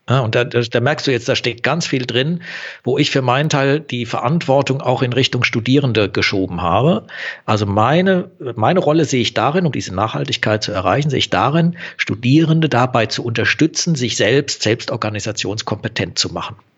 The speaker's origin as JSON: {"language": "German", "region": "Southern Germany", "country": "Germany", "said": "also ich komme eher aus Süddeutschland, so ein bisschen hört man es wahrscheinlich auch im Medium"}